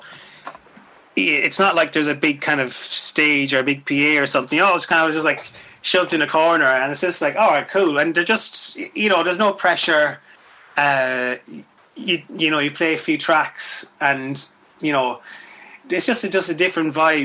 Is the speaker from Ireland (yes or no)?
yes; Swinford, Connacht, Ireland; moved away; Swinford, where I'm from